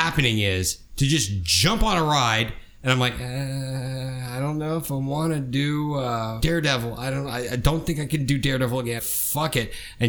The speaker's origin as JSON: {"language": "English", "town": "Atlanta", "region": "Georgia", "country": "United States", "tie": "born or raised there", "said": "I grew up here in Atlanta."}